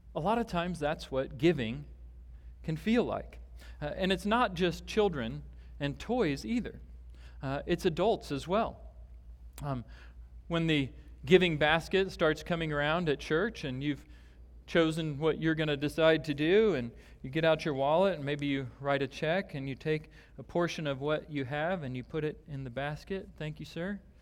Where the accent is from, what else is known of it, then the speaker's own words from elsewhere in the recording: Omaha, Nebraska, United States; I grew up in Nebraska, and, uh, we would drive out, I grew up in a larger city in Omaha